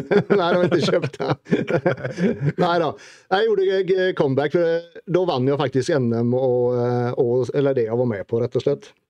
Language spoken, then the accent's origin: Swedish; Sweden; moved away as an adult; now in Norway; tekniskt sett så är jag ju norrman i och med att jag har blivit norsk medborgare men jag är ju fortfarande blågul i hjärtat.